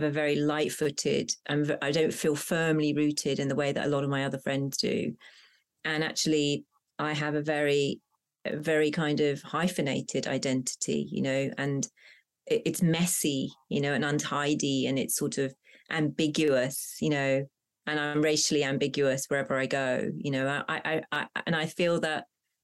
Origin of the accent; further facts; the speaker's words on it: Hounslow, London, United Kingdom; first language Punjabi; English is a second language; a sort of suburban pressurized environment growing up in Hounslow